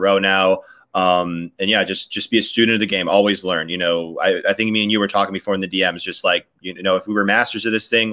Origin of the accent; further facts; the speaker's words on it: Chicago, Illinois, United States; Chicago, Illinois.